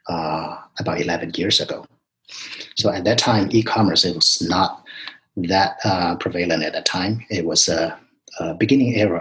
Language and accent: English; China; moved away as an adult; also born or lived in New York; now in United States; I grew up in China